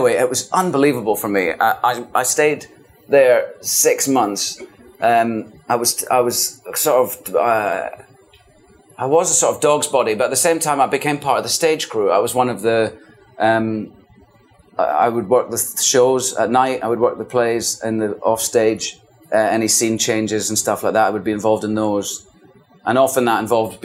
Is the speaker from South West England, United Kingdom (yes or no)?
no; the Highlands, Scotland, United Kingdom; accent: Scottish; moved away; also born or lived in London; We were real chuchters, we're called. We're from the Highlands, you know, small town people